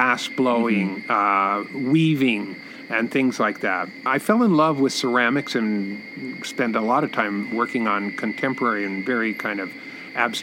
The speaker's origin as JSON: {"language": "English", "town": "Los Angeles", "region": "California", "country": "United States", "tie": "born or raised there", "moved": "as an adult", "lives_now": "Costa Rica", "said": "I'm originally from Los Angeles, California. I grew up there."}